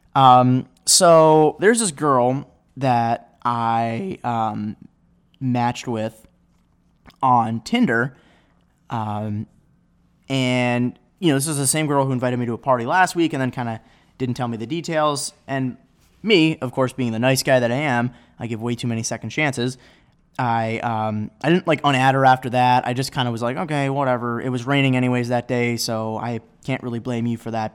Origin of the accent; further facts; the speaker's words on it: Chagrin Falls, Ohio, United States; now in Chicago, United States; the guy who runs it graduated from my high school back home